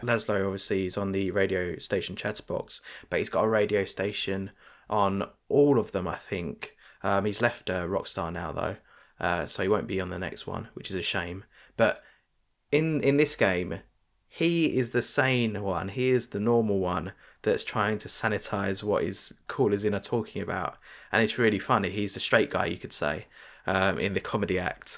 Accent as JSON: {"language": "English", "country": "United Kingdom", "said": "we're British"}